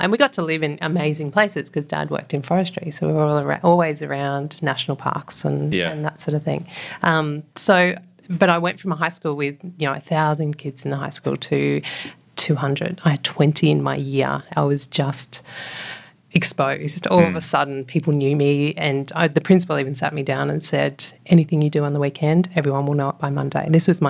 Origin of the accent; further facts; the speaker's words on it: New South Wales, Australia; also born or lived in Mildura; So I was born down in Mildura on the banks of the Murray River. And then we moved up to the mid-north coast, a place just south of Coffs Harbour, Yeronga, and then up to Moolumba, right up on the New South Wales-Queensland border.